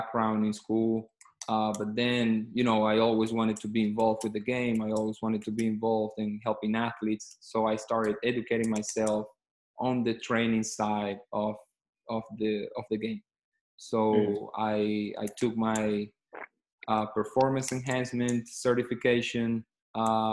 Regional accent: Caracas, Capital District, Venezuela; moved away as an adult; also born or lived in Kentucky / Miami / Mississippi; I'm originally from Venezuela, from Caracas, Venezuela is the capital city there. I grew up there. I went to high school there, and then I moved to the States

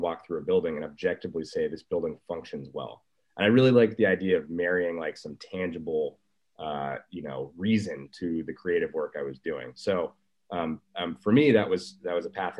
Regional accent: San Francisco, California, United States; also born or lived in Colorado; I grew up in San Francisco and then I went to Colorado for college.

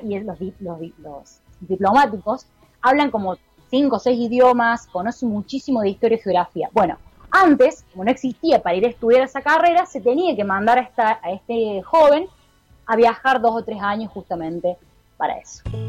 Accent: Argentina; moved away as an adult; now in Chile; yo vivo acá en Chile, pero también obviamente me crié durante mucho tiempo en Argentina

